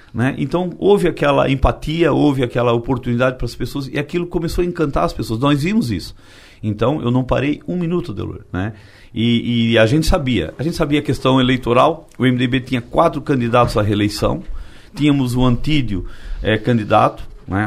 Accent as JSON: {"language": "Portuguese", "town": "Timbé do Sul", "region": "Santa Catarina", "country": "Brazil", "tie": "born or raised there", "said": "Tibete do Sul, que é onde eu nasci."}